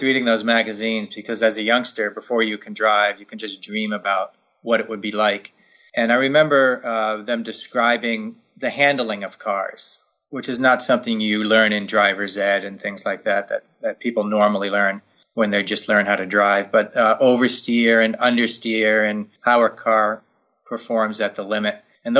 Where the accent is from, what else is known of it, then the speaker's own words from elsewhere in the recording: Northeast, United States; And growing up in the Northeast, I lived about an hour away from Lime Rock Park.